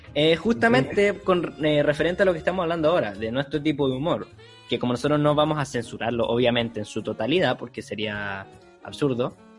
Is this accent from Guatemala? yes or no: no; Chile; Somos chilenos de sangre pura